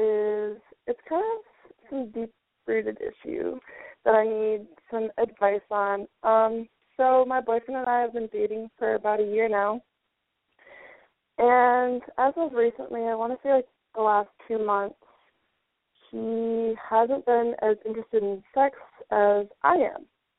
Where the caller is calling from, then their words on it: Florida, United States; I'm 24 years old, and I'm from Florida.